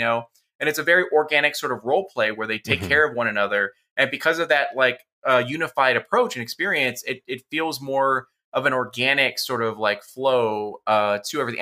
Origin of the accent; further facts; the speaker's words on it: Phoenix, Arizona, United States; I am fourth generation Mexican American, you know, from Phoenix, Arizona